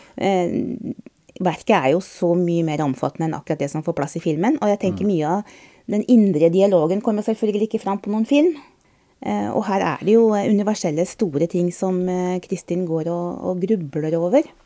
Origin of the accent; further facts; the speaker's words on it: Østfold, Norway; i hjembygda mi i Østfold